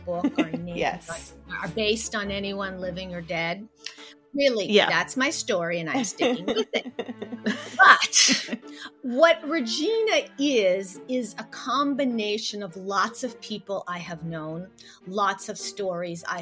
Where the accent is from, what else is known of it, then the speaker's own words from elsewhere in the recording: Odesa, Odesa Oblast, Ukraine; also born or lived in Soviet Union; now in United States; I was born in Odessa, USSR